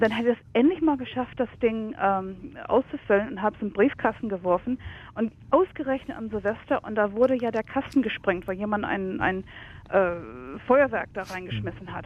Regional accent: United States; now in Germany; ich komme ursprünglich aus den USA

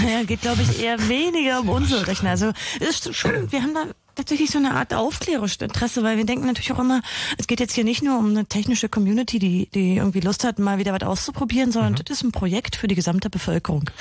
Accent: Germany; bei uns in Deutschland

